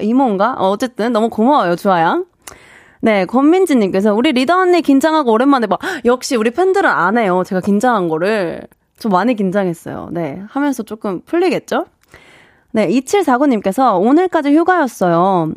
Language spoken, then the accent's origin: Korean; Busan, South Korea; moved away; 저의 고향인 부산도 추천해드립니다.